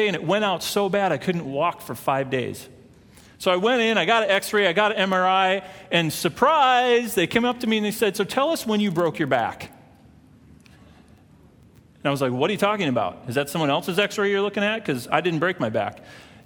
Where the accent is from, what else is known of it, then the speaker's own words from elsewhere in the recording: Minnesota, United States; moved away; I'm from Minnesota